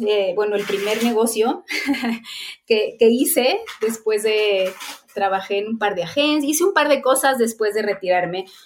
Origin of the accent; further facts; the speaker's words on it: Guadalajara, Jalisco, Mexico; yo igual me retiro como en mi tierra